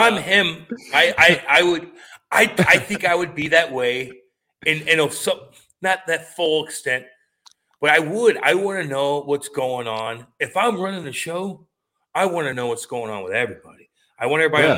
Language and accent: English; St. Louis, Missouri, United States; growing up in St. Louis